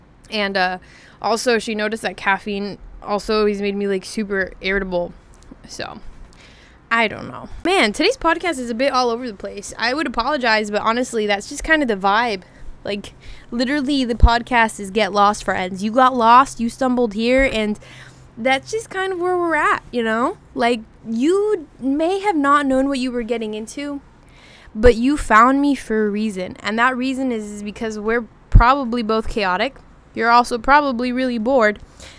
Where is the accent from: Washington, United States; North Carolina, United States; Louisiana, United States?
Washington, United States; So I'm originally from Washington. And if you're from Washington, you know that all of us are caffeine addicts.